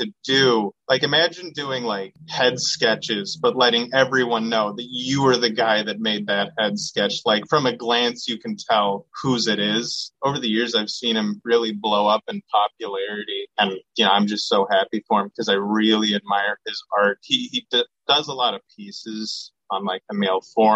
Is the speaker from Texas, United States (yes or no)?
no; Seattle, Washington, United States; I'm from Seattle.